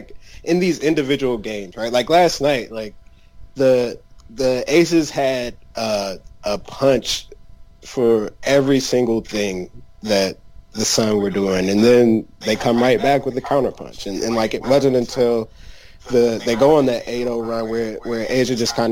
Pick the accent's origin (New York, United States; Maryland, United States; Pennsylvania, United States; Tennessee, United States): Maryland, United States; I am from Maryland